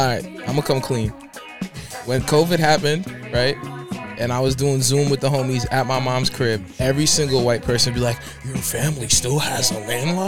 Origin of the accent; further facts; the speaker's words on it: Long Island, New York, United States; So every time I tell people I'm from Long Island, they either think I grew up with like a gazillion white people or I came from bread, which both are wrong.